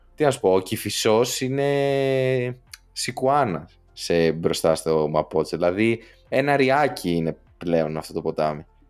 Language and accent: Greek; Western Greece, Greece; now in Santiago, Chile; όσοι είμαστε από Δυτική Ελλάδα, τίποτα Γιάννενα, Πάτρα και τέτοια